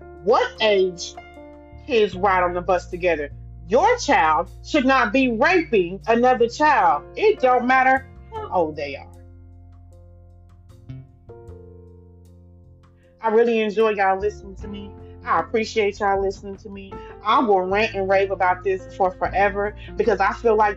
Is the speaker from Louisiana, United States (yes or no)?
yes; Louisiana, United States; now in Texas, United States; I'm from Louisiana